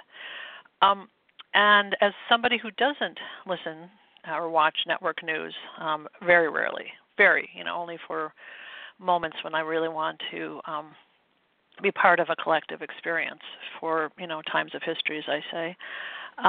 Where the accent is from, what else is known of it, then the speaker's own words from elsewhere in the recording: Midwest, United States; I grew up in the Midwest